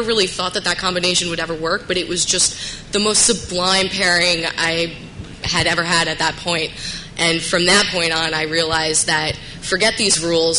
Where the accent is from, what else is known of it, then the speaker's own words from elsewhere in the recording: Westchester, New York, United States; I'm from Westchester, outside of the city in New York.